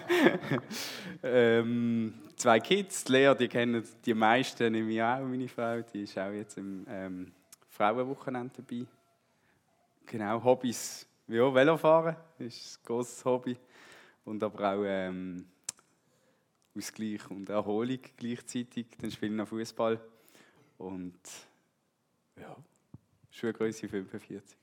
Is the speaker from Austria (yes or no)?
no; Switzerland; also born or lived in Brazil; ich bin hier in, in der Gemeinde eigentlich aufgewachsen mit Jungschi und, und Kigo und Teensklasse